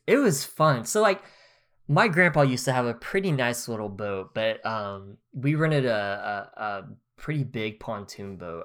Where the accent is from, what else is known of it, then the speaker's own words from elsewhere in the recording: Grove, Oklahoma, United States; moved away; I could live in my hometown, in Grove